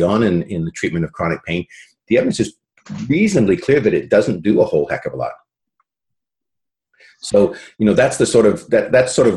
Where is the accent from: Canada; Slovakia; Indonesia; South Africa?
Canada; British Columbia; also born or lived in England / South Carolina, United States; I was born in England, if that's of any relevance to anybody. But I, as a young kid, my family emigrated to Canada in the late, mid-60s.